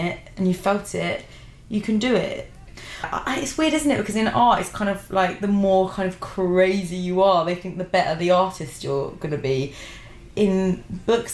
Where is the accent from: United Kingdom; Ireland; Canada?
United Kingdom; London; I grew up in Brixton